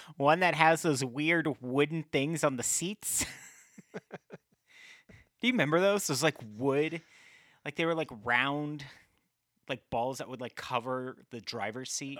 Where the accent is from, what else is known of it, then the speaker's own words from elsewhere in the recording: Midwest, United States; we're both from the Midwest